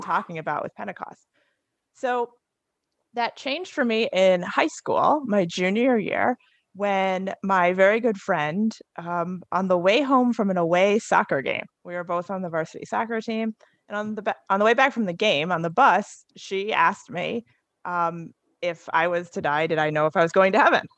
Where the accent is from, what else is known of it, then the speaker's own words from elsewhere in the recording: New Jersey, United States; moved away; also born or lived in North Carolina / Indiana; I grew up in New Jersey